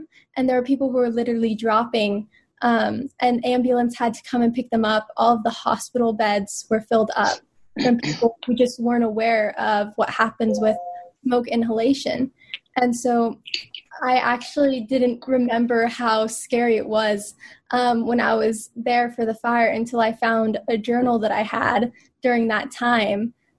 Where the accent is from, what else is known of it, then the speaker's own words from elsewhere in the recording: Davis, California, United States; now in New York, United States; Yes, I was born and raised in Northern California.